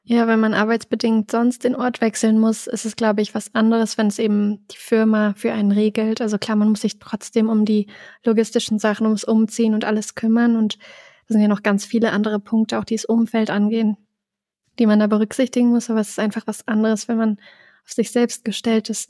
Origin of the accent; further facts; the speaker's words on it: Germany; accent: Hochdeutsch; moved away as an adult; now in Innsbruck, Austria; ich spreche super Hochdeutsch, also ich spreche kein bisschen Dialekt